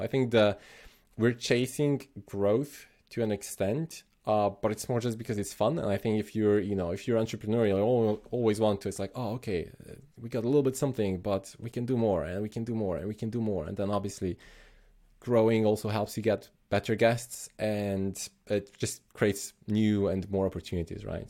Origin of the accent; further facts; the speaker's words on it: Slovenia; I'm originally from Slovenia